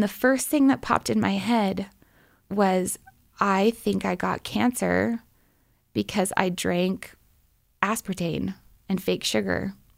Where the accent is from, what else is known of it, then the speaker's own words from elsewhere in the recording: Portland, Oregon, United States; moved away as an adult; I'm from Oregon, from Portland, Oregon